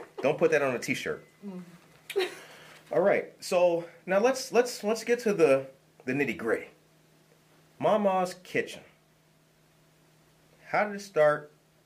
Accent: Harvey, Illinois, United States; I grew up in Harvey

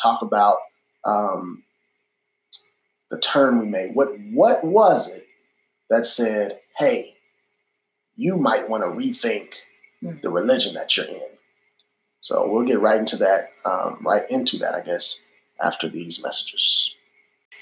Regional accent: Illinois, United States; also born or lived in Boston; now in Memphis, United States; when I grew up in Illinois or when we lived in Boston

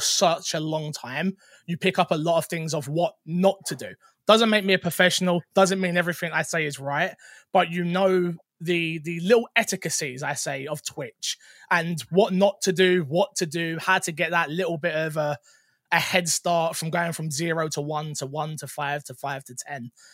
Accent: London, United Kingdom; I used to be a full-time musician, um, from London. You can probably tell from my accent.

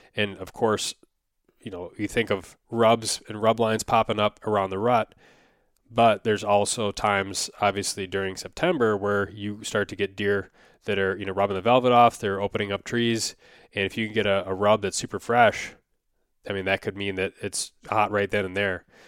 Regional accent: Wisconsin, United States; growing up in Wisconsin

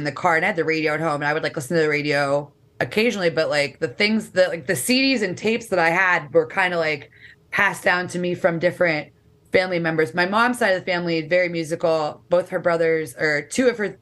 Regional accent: Erie, Pennsylvania, United States; moved away as an adult; also born or lived in State College, Pennsylvania / Jersey Shore, New Jersey; now in Philadelphia, United States; born and raised in Erie, Pennsylvania

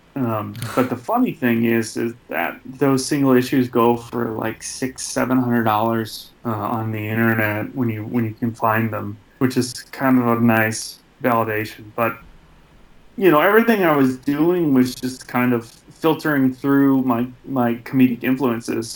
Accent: Michigan, United States; the same hometown I'm from

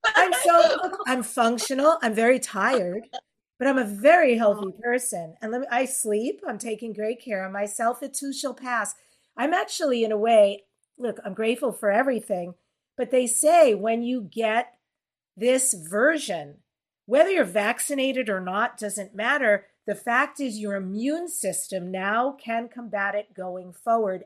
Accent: New York, United States; I was born in New York at 8:47 a.m.

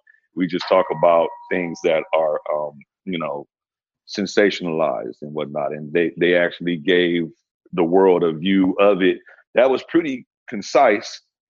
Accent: Compton, California, United States; Born and raised in Compton.

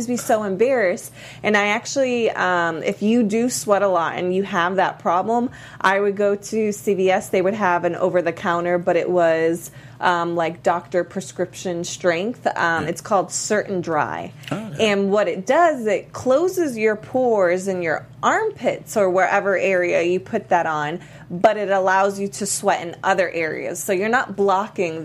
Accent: Miami, Florida, United States; I'm from Miami.

